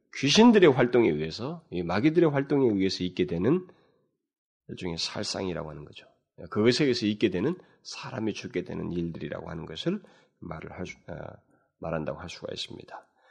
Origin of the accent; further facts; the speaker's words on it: South Korea